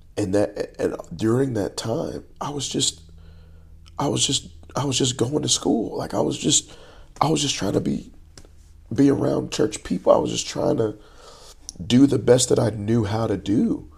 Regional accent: Lancaster, Texas, United States; I grew up in Lancaster, Texas

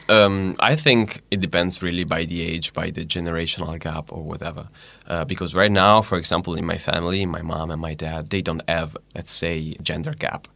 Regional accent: Diano Castello, Liguria, Italy; English is a second language; moved away as an adult; now in Hungary; I'm from Liguria.

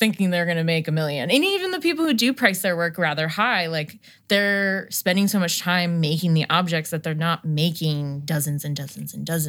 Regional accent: New Jersey, United States; I used to just say I was from New Jersey because I didn't feel like, when like I was in upstate New York, I'd be like, oh, I'm just from New Jersey, the whole state.

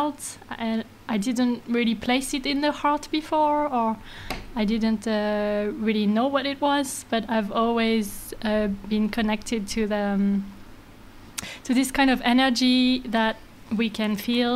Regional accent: Paris, Île-de-France, France; also born or lived in Bristol; now in Berlin, Germany; I come from Paris and France.

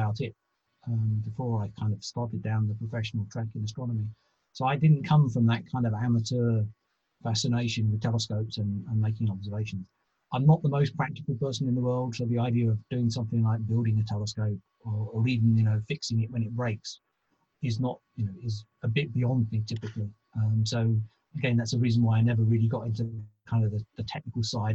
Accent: London, United Kingdom; I grew up in South London

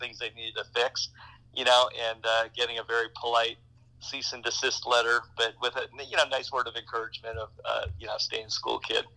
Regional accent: Germany; moved away; growing up in Europe

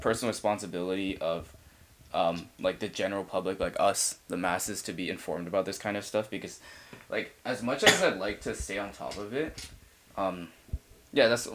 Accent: Canada; also born or lived in Arizona, United States; I was born in the States, grown in Canada. Like, if anything, I feel like I'm most Canadian because it's just like the environment I grew up around

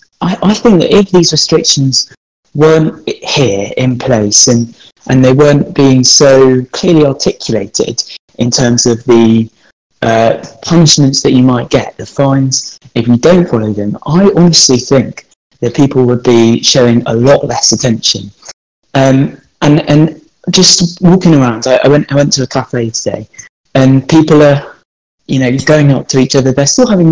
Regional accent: United Kingdom; we're the British people, we're the British nation.

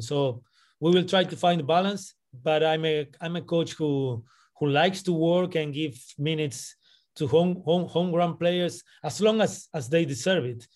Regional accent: Buenos Aires, Argentina; also born or lived in Santiago, Chile / Brussels, Belgium; now in Washington, D.C., United States; I'm coming from Buenos Aires. That's where I was born. I've been living in Santiago de Chile. I've been living in Brussels

